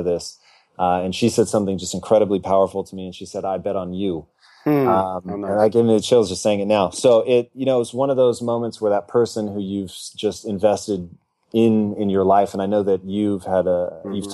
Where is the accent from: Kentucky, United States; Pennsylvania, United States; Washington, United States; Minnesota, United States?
Washington, United States; Tacoma; moved away as an adult; now in Los Angeles, United States; I was born and raised in Tacoma, Washington, but I moved down here to L.A. when I was 18 and have never returned.